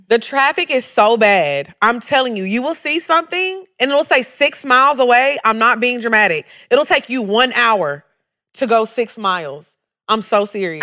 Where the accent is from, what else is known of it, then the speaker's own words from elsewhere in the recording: United States; growing up in America